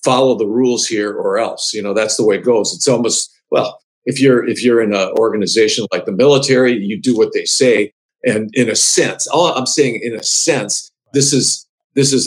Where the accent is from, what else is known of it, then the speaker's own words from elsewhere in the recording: Milwaukee, Wisconsin, United States; now in Michigan, United States; I grew up in Milwaukee, Wisconsin